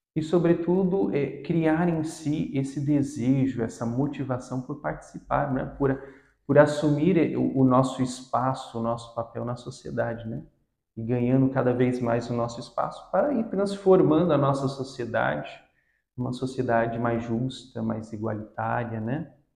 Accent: Guarujá, São Paulo, Brazil; also born or lived in Paraíba; now in Santos, Brazil; nasci no Nordeste, na Paraíba, mas passei praticamente toda a minha vida na cidade do Guarujá, onde eu cresci

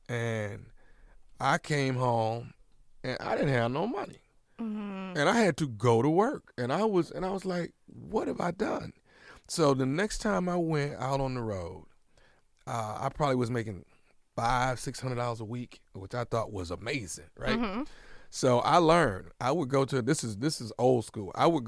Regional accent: Houston, Texas, United States; Okay. Well, I grew up in Houston, Texas.

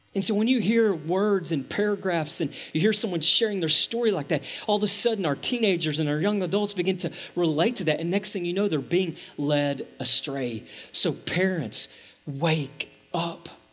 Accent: East Texas, United States; also born or lived in Dallas–Fort Worth Metroplex; now in Dallas–Fort Worth, United States; I grew up in East Texas where to get to Walmart was like take a right and then take a left.

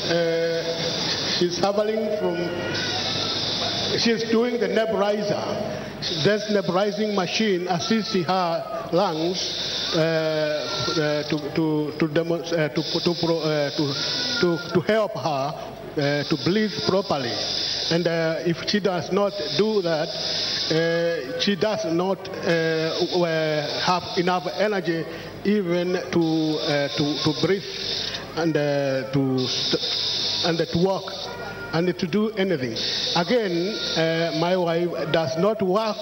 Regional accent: Kenya; now in United Kingdom; I am from United Kingdom. Originally, I came from Kenya

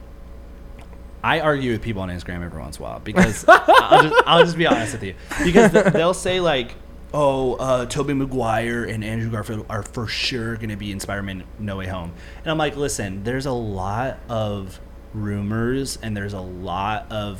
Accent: Mexico; moved away; I grew up in Mexico

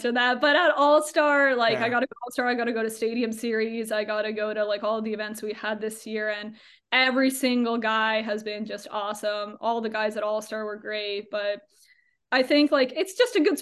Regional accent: Burlington, Ontario, Canada; moved away as an adult; now in New York, United States; my hometown of Burlington, Ontario

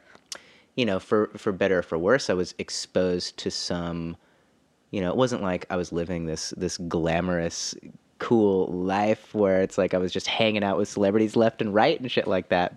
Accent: Fresno, California, United States; also born or lived in Los Angeles; now in Nashville, United States; my hometown of Fresno

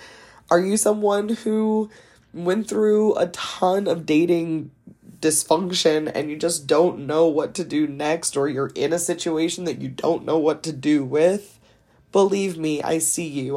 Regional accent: East Coast, United States; also born or lived in Delaware; I am from the East Coast. I live in the second smallest state of Delaware

